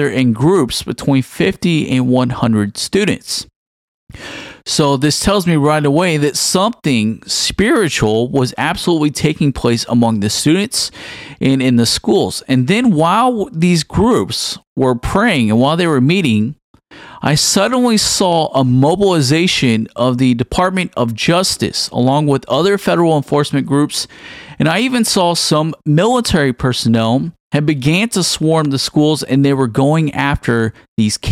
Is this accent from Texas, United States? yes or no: yes; Houston, Texas, United States; I was actually back home in my hometown community in the outskirts of Houston, Texas